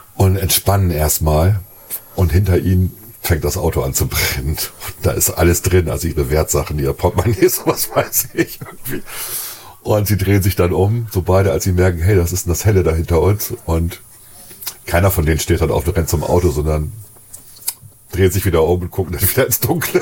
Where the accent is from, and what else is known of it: Germany